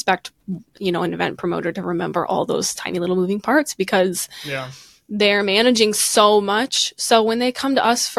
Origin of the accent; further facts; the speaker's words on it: outside of Chicago, Illinois, United States; I grew up outside of Chicago